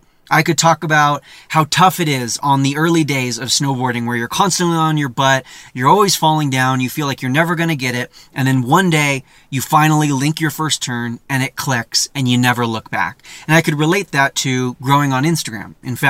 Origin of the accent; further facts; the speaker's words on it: California, United States; You know, that's where I'm from. It's a lot easier to be like, yeah, I'm a Californian.